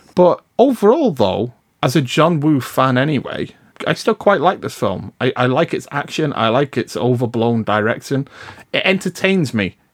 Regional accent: United Kingdom; I'm British

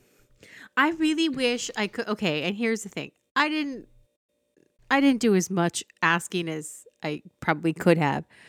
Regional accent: Fillmore, California, United States; also born or lived in Ventura, California; I lived in Fillmore at the time

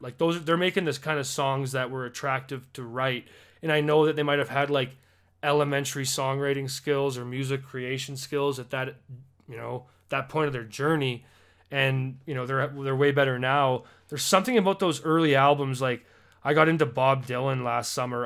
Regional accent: Alberta, Canada; as a Canadian

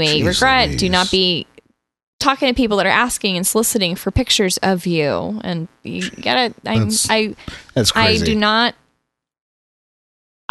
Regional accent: the Bible Belt, United States; I was raised in the Bible Belt

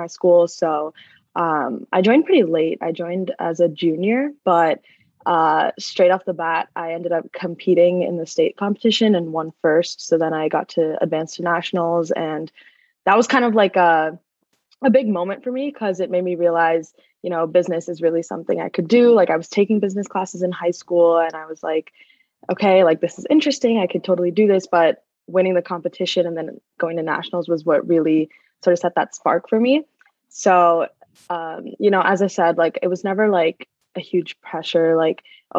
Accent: South Brunswick, New Jersey, United States; born or raised there

